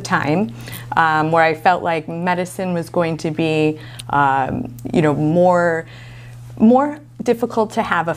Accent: Buffalo, New York, United States; I was born and raised in Buffalo. Went to dental school here as well.

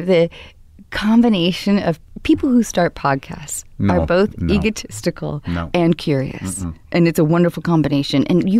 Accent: Edmonds, Washington, United States; also born or lived in Baltimore, Maryland; now in Los Angeles, United States; I grew up in Edmonds, Washington. I was born in Baltimore and grew up in Edmonds.

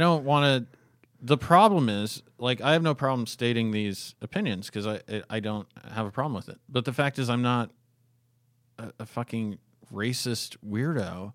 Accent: Fairbanks, Alaska, United States; I grew up in Fairbanks, Alaska, a very crime-ridden coal mining fucking town.

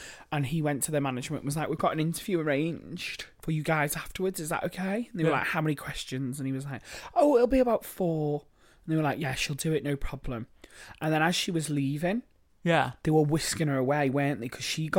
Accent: Liverpool, North West England, United Kingdom; moved away as an adult; now in Manchester, United Kingdom; I'm actually from Liverpool. I've lived here for 8 years

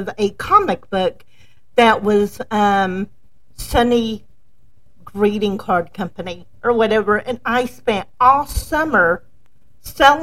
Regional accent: the South, United States; when I was a child, I grew up in the South

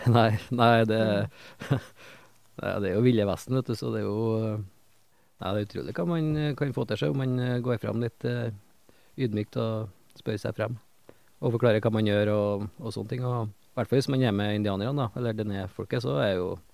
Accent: Trøndelag, Norway; jeg skjemmes jo litt som trønder

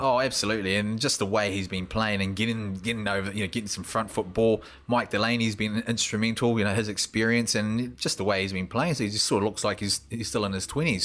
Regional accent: Invercargill, Southland, New Zealand; As a youngster growing up in Invercargill

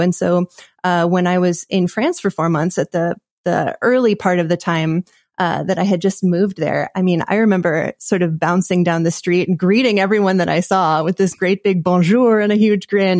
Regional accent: Bozeman, Montana, United States; also born or lived in Washington, D.C.; we moved to Montana, and that is where I grew up

